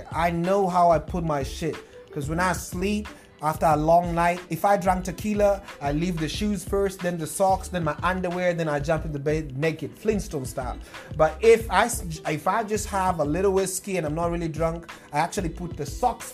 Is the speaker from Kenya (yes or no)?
yes; Nairobi, Kenya; moved away; I was born in Nairobi too